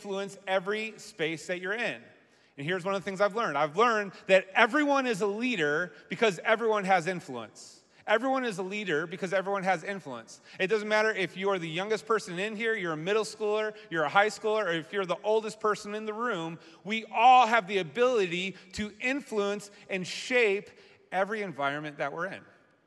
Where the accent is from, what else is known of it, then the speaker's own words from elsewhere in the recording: Massachusetts, United States; now in Michigan, United States; I grew up in Massachusetts